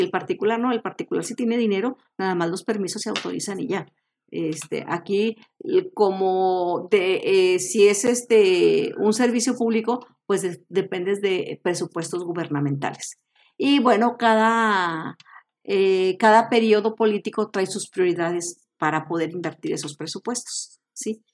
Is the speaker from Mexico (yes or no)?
yes; Mexico; tenemos como mexicanos